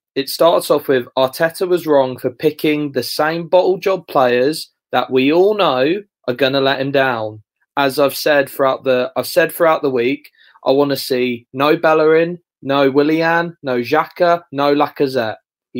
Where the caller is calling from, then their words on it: Colchester, East of England, United Kingdom; Just from Colchester, mate.